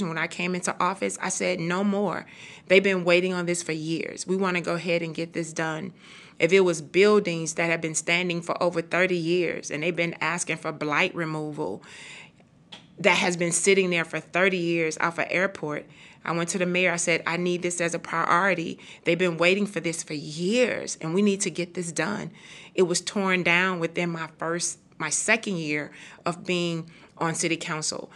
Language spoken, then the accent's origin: English; Houston, Texas, United States; I am from and born and raised in Fifth Ward, Texas